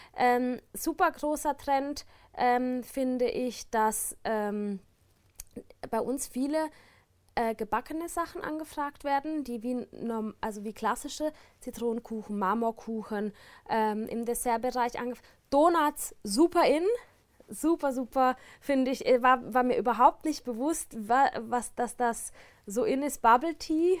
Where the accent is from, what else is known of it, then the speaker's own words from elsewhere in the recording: Baden-Baden, Baden-Württemberg, Germany; now in Switzerland; ich komme aus Baden-Baden